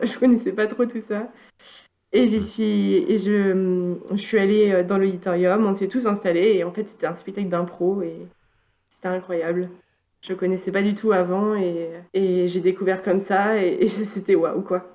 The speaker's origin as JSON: {"language": "French", "town": "Valenciennes", "region": "Hauts-de-France", "country": "France", "tie": "born or raised there", "moved": "yes", "lives_now": "Nantes, France", "said": "j'ai grandi dans le nord de la France, à Valenciennes"}